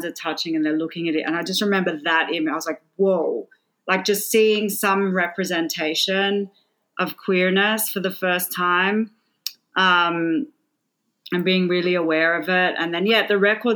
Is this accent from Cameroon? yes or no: no; Sydney, New South Wales, Australia; moved away as an adult; also born or lived in Melbourne; I grew up in Sydney, Australia